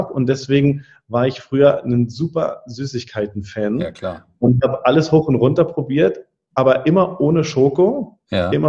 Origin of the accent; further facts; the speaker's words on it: Berlin, Germany; bin ja gebürtiger Berliner